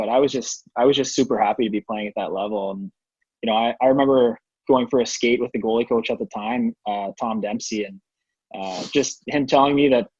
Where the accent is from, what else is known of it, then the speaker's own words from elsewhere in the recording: Charlottetown, Prince Edward Island, Canada; also born or lived in Brockville; now in Ottawa, Canada; I'm from Charlottetown, so I've been in Ottawa for the last, like, I don't know, 15, 17 years, whatever it's been. But I'm originally from Charlottetown